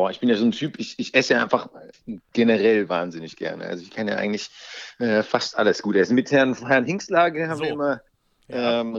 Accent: Baden-Württemberg, Germany; born there; Äh, bin ich ja gebürtiger Schwabe, das heißt, es muss auf jeden Fall ein schwäbisches Bier sein.

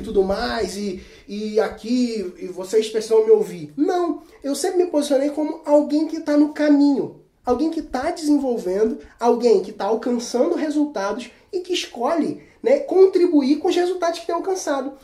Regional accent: Cabo Frio, Rio de Janeiro, Brazil; sou de Cabo Frio, interior do Rio de Janeiro

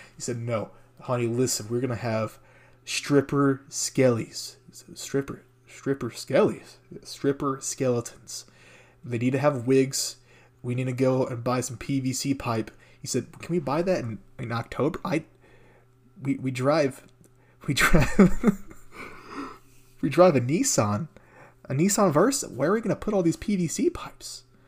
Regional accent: United States; I'm American.

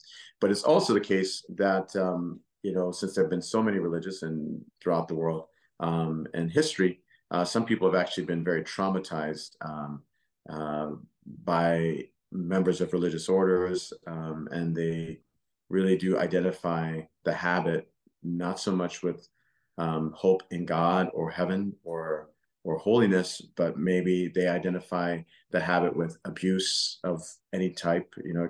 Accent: Louisiana, United States; and three are from Texas, and I'm from Louisiana.

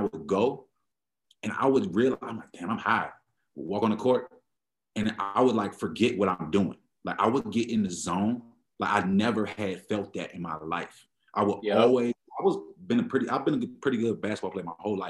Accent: Prince George's County, Maryland, United States; moved away as an adult; also born or lived in Washington, D.C. / Pennsylvania; now in Denver, United States; I'm from born in DC, raised in Maryland, raised in DC a little bit too, but DMV area, you can call it that, PG County, Maryland.

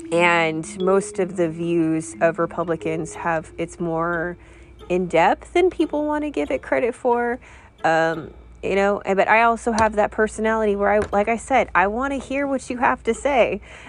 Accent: California, United States; So for me, growing up in California, that's what I've learned.

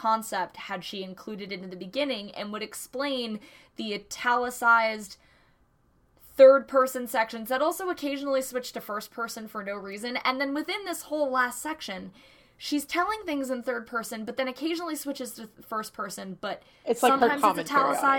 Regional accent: Hudson Valley, upstate New York, United States; I'm from New York, and that's wrong. I'm from upstate New York. I'm from the motherfucking apple region, Hudson Valley.

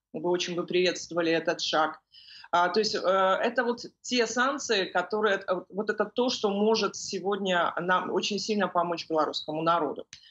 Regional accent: Belarus; в нашей стране

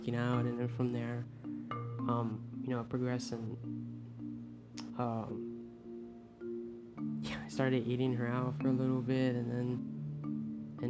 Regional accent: Puerto Rico; English is a second language; moved away; when I came from Puerto Rico.

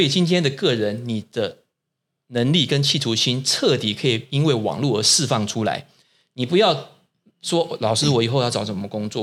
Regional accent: Taiwan; 我们台湾人自己是谁

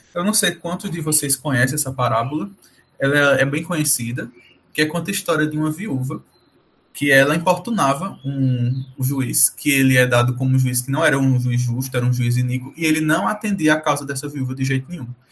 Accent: Brazil; nós somos brasileiros

